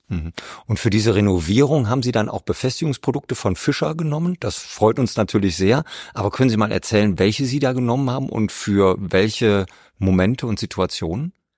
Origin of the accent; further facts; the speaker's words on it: Rhineland, Germany; als Rheinländer aus dem Flachland